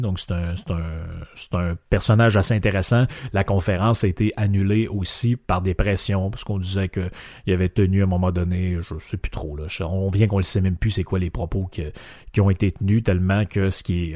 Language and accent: French; Quebec, Canada